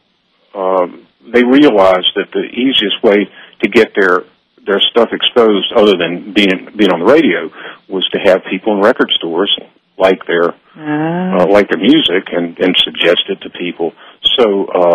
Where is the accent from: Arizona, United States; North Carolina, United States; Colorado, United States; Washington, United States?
North Carolina, United States; Durham; now in Santa Barbara, United States; I'm from North Carolina originally, Durham, North Carolina, where Duke University is, and that's where I went to school. I grew up there and went to school there